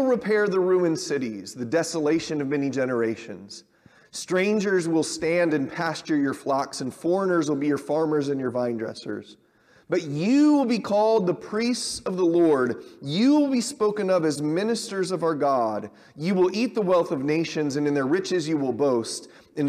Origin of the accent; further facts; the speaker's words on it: Southern California, United States; I grew up around them in Southern California